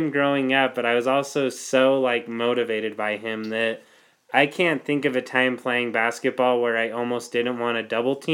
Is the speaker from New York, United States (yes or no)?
no; Bountiful, Utah, United States; I come from Bountiful, the land of plenty.